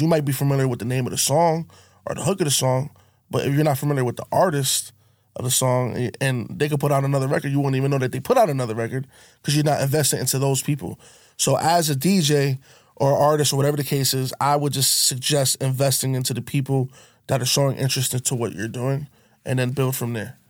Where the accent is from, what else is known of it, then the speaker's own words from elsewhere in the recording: Connecticut, United States; I'm from Connecticut, but there's two sides of Connecticut